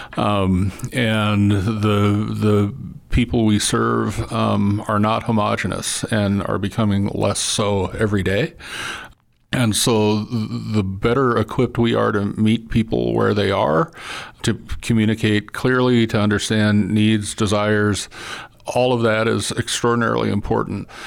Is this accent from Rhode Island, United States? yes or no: no; Missoula, Montana, United States; I grew up in Missoula